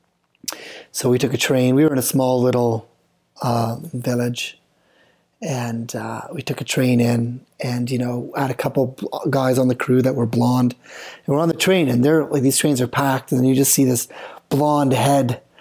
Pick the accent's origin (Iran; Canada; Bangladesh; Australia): Canada; British Columbia; I'm from BC